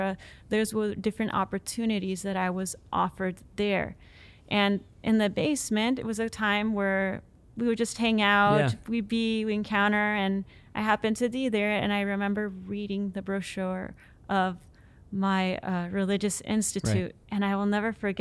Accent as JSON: {"language": "English", "region": "Central Florida", "country": "United States", "also_born_or_lived": "Pittsburgh, Pennsylvania", "moved": "yes", "said": "I'm from Central Florida."}